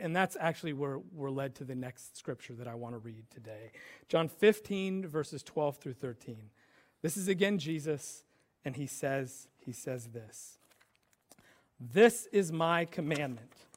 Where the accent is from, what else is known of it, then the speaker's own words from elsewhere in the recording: United States; I'm American